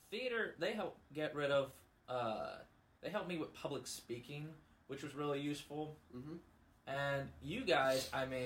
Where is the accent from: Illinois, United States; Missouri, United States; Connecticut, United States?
Missouri, United States; Festus; I am from Festus. I've moved around a lot